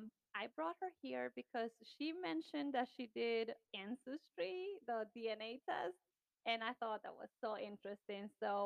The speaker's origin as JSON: {"language": "English", "country": "Ecuador", "tie": "born or raised there", "moved": "yes", "said": "I was born and raised in Ecuador"}